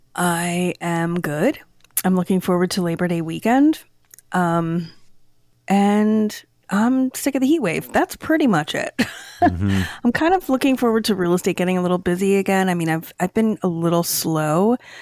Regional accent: Downingtown, Pennsylvania, United States; I grew up in in Chester County in Downingtown

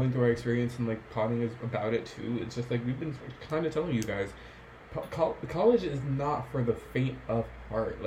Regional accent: New York, United States; being born and raised in New York

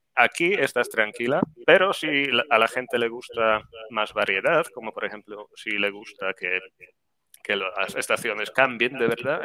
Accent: Grudziądz, Kuyavian-Pomeranian Voivodeship, Poland; Spanish is a second language; moved away as an adult; also born or lived in Seville, Spain / Zaragoza, Spain; now in Las Palmas, Spain; en Grudziądz, de donde soy yo

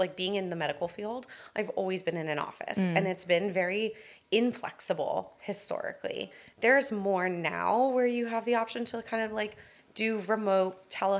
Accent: Miami, Florida, United States; now in Beverly Hills, United States; I am from Miami, Florida, and currently living in Beverly Hills.

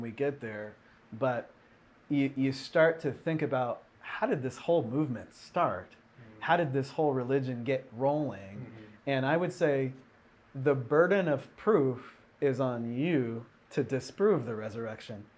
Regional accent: Seattle, Washington, United States; in my hometown in Seattle

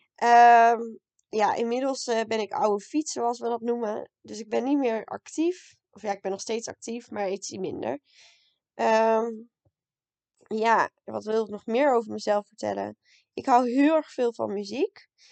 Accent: Raalte, Overijssel, Netherlands; moved away as an adult; now in Leiden, Netherlands; Ik kom uit Raalte, maar woon nu in Leiden

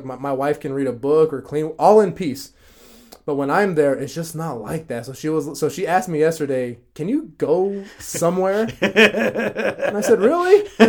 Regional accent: United States; also born or lived in California / Brazil; I'm from the United States. I'm American.

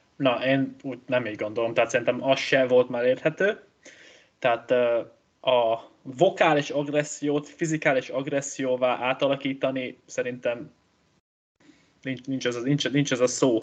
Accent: Hungary; én egy gondolkozó magyar ember vagyok

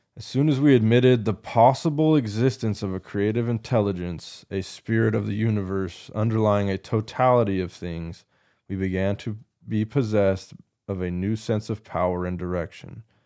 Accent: United States; an American Christian male in twenty twenty-four now

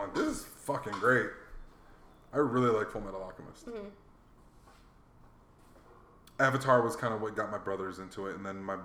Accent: Hawaii, United States; moved away; growing up in Hawaii

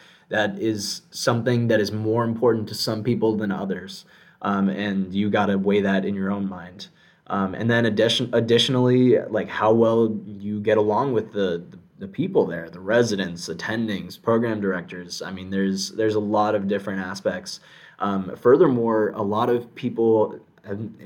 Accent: South Florida, United States; I'm born and raised in South Florida

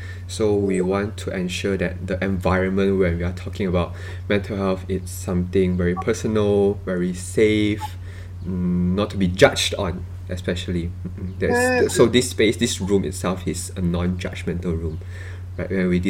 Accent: Malaysia; we are from Malaysia

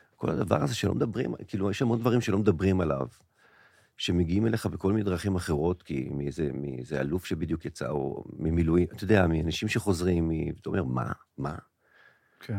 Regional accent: Israel; להוויה שלנו כישראלים

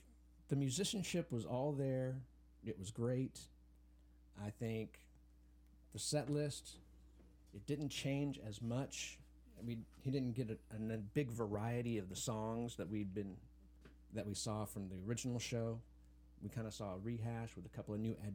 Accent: Wichita, Kansas, United States; my hometown

